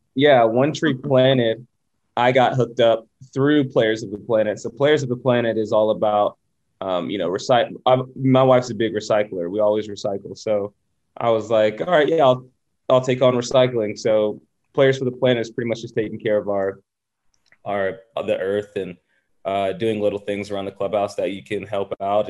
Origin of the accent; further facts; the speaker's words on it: the South, United States; growing up in the South playing a predominantly white sport